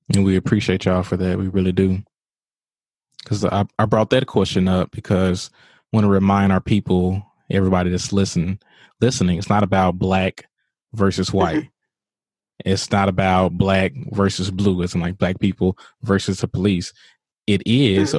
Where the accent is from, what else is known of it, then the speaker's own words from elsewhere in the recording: Mississippi, United States; Jackson, Mississippi, my home state